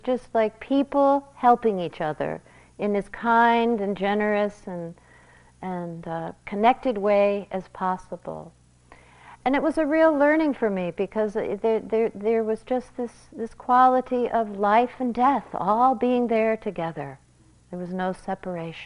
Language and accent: English; United States